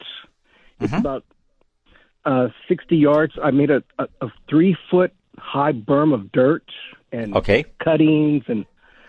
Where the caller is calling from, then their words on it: Prospect Hill, United States; also born or lived in Berlin, Germany; I'm calling from Prospect Hill on the North Lake.